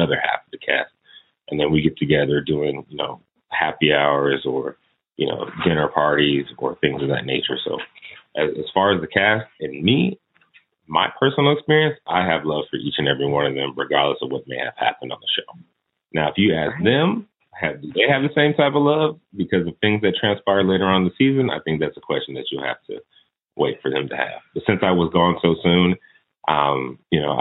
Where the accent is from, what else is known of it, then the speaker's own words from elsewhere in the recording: Oceanside, California, United States; moved away as an adult; also born or lived in Connecticut; now in Washington, D.C., United States; I was born in D.C. My family is from D.C., so that's one thing. But I was raised in California. I was raised in a town called Oceanside, California